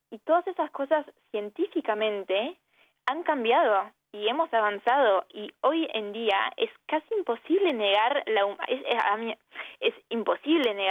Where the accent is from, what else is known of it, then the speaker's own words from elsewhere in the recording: France; born there; nací en Francia, en un país que legalizó el aborto hace 40 años